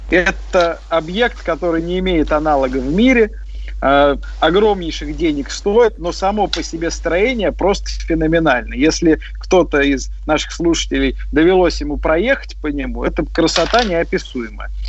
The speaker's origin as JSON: {"language": "Russian", "region": "Moscow", "country": "Russia", "tie": "born or raised there", "said": "Всем нравится Москва, я сам коренной москвич, как и коллега Александр"}